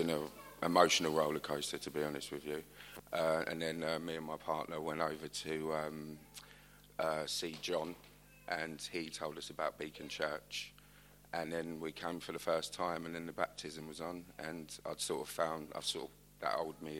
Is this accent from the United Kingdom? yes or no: yes; London, United Kingdom; also born or lived in Westminster / Camberwell; Pretty much grew up in Colliers Wood